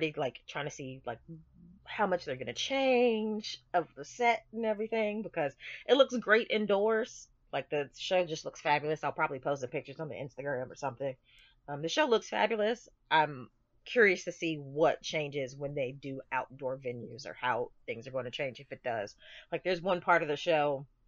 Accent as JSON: {"language": "English", "town": "Greensboro", "region": "North Carolina", "country": "United States", "tie": "born or raised there"}